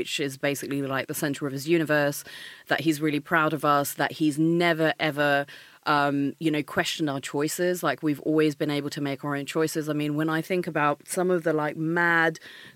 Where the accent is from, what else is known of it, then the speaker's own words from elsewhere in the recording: Maidstone, South East England, United Kingdom; also born or lived in India; I come from Maidstone